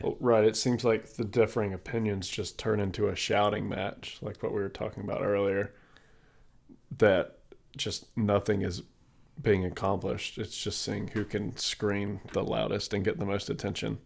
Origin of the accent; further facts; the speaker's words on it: South Carolina, United States; I'm born and raised in South Carolina